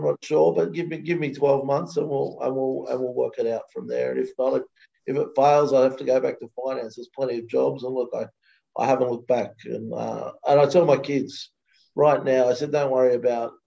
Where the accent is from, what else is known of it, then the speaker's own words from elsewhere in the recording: Australia; moved away as an adult; now in United States; I grew up in Australia